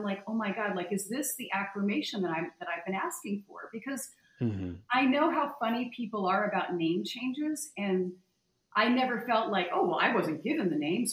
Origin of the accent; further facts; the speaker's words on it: Connecticut, United States; moved away as an adult; also born or lived in Malibu, California; I was born and raised in Connecticut